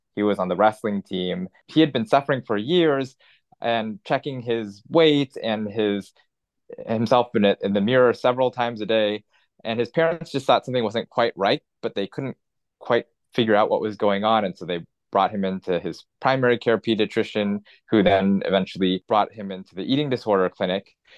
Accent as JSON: {"language": "English", "town": "Los Angeles", "region": "California", "country": "United States", "tie": "born or raised there", "said": "I grew up in Los Angeles in, in Southern California"}